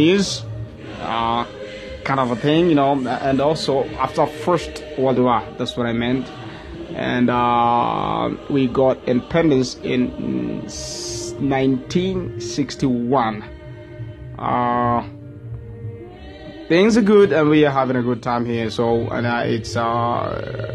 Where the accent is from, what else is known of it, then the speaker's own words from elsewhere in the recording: Tanzania; I'm just talking from Tanzania. I'm just coming from Tanzania